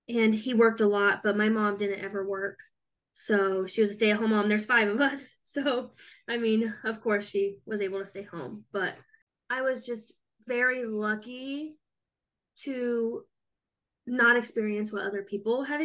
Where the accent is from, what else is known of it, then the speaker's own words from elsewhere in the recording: Monticello, Indiana, United States; also born or lived in Lafayette, Indiana / Brookston, Indiana; And then we moved to Monticello. So I grew up there, went to elementary school, middle school, high school